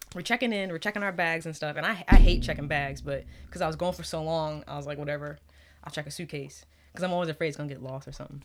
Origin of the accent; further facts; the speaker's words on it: New York, United States; I'm from New York